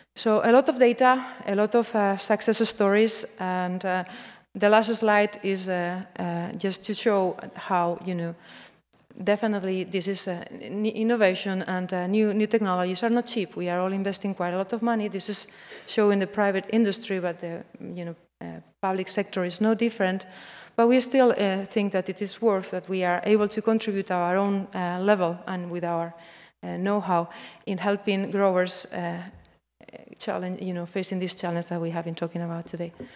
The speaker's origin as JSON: {"language": "English", "country": "Spain", "moved": "yes", "said": "I'm coming from Spain."}